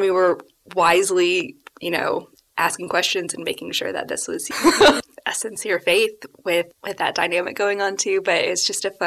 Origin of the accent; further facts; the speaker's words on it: Alabama, United States; I grew up in Alabama in a Christian home